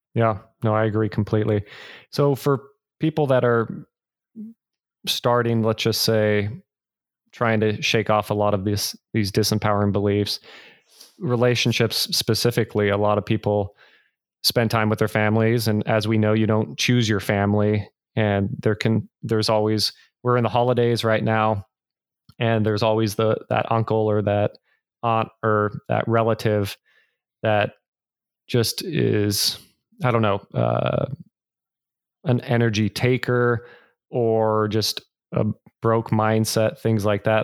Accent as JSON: {"language": "English", "area": "the Bay Area", "region": "California", "country": "United States", "said": "I'm originally from the Bay Area"}